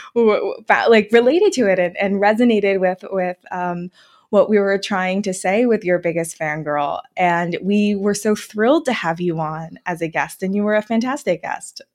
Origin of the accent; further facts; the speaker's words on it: New Jersey, United States; I grew up in New Jersey